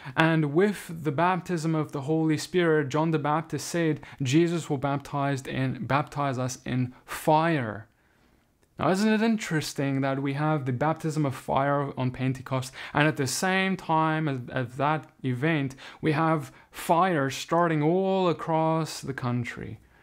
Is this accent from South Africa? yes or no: yes; South Africa; now in United States; I now live in America, but I come from South Africa.